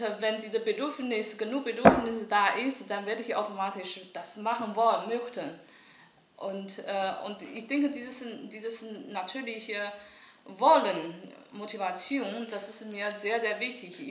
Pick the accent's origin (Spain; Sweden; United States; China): China; on the border with North Korea, Liaoning; German is a second language; moved away as an adult; also born or lived in Germany; now in Düsseldorf, Germany; im 70er Jahren also an der Grenze zu Nordkorea geboren und nach meinem Kunststudium an der China Academy of Fine Arts bin ich nach Deutschland gekommen